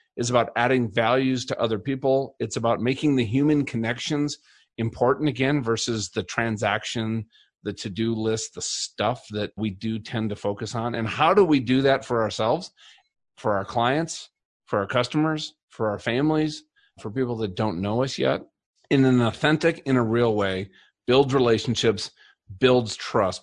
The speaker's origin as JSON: {"language": "English", "region": "Colorado", "country": "United States", "said": "I'm from Colorado"}